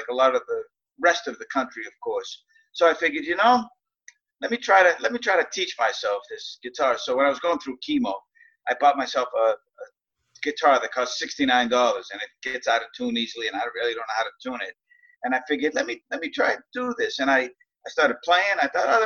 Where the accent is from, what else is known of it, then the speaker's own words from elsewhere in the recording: Boston, Massachusetts, United States; I grew up in South Boston, Massachusetts, otherwise known as Southie